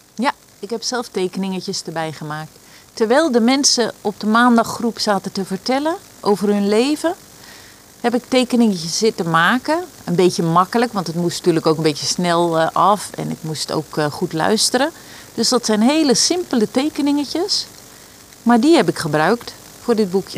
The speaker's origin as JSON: {"language": "Dutch", "town": "Rijnsburg", "region": "South Holland", "country": "Netherlands", "lives_now": "Valkenburg, Netherlands", "said": "ik kom uit Rijnsburg en nu woon ik in Valkenburg"}